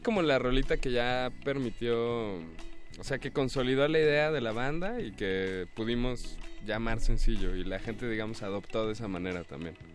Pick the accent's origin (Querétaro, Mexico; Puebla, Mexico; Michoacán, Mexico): Querétaro, Mexico; now in Mexico City, Mexico; yo crecí allá en Querétaro y luego me vine a vivir acá al DF